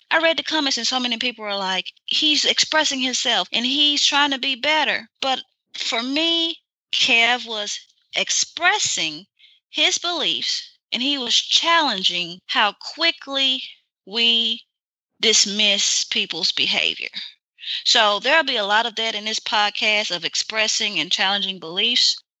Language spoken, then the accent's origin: English; Mississippi, United States; I'm from Mississippi